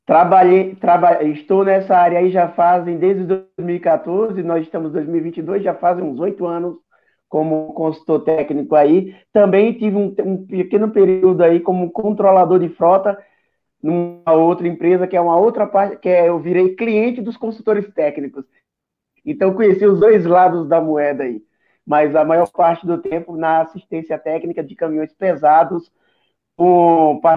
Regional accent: Bahia, Brazil; born there; moved away as an adult; now in São Paulo, Brazil; Olavo, é, eu sou baiano de nascimento, cheguei em São Paulo em 2010, tive alguns outros alguns trabalhos iniciais.

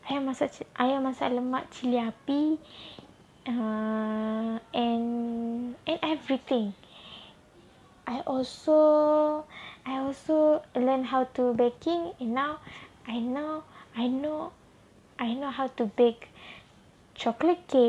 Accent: Kedah, Malaysia; English is a second language; my hometown also in Kedah.

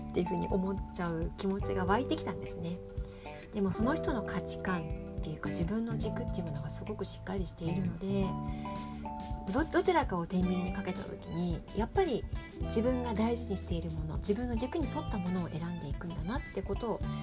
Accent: Tokyo, Japan; moved away as an adult; now in Sapporo, Japan; まさか東京育ちの私が札幌で、まあ、結婚を機会にねこちらに来るとは思ってもいなかった

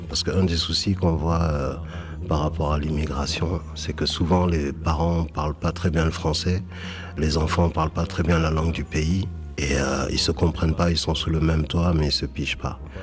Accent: Bordeaux, Nouvelle-Aquitaine, France; born or raised there; also born or lived in Senegal

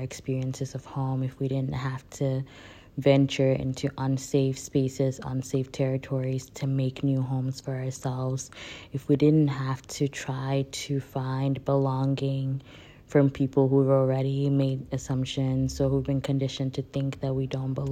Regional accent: Nigeria; moved away; I grew up in Nigeria. I identify as West African, Nigerian-born West African

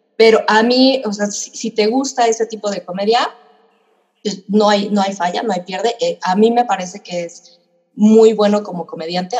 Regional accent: Mexico; yo nací en México

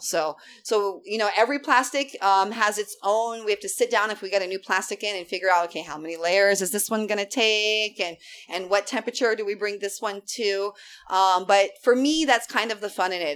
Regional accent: Big Island, Hawaii, United States; I grew up on the Big Island

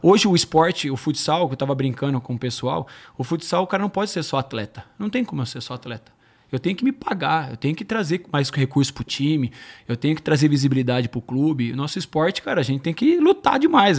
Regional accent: Campinas, São Paulo, Brazil; Eu joguei no Guarani, eu sou de Campinas

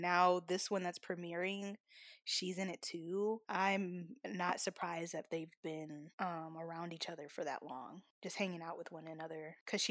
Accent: Atlanta, Georgia, United States; I'm from Atlanta.

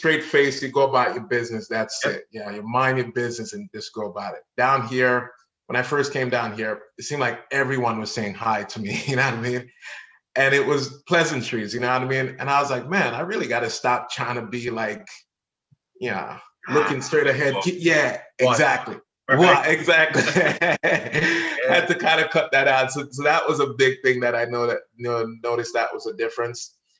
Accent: Jamaica; now in Florida, United States; Yeah, as a Jamaican, yeah, you gotta put in the work. So so I put in the work and yeah, saved up some money and moved to Florida

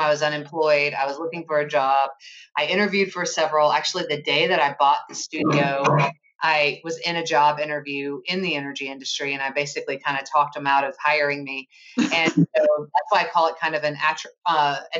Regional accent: Chattanooga, Tennessee, United States; moved away as an adult; also born or lived in suburbs of Philadelphia; We're from Chattanooga

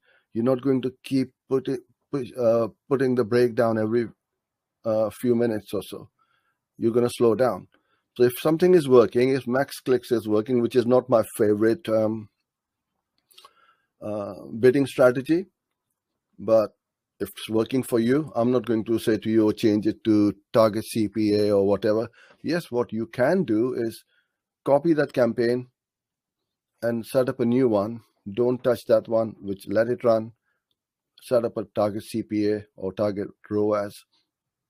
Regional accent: Karachi, Sindh, Pakistan; From Karachi, my hometown.

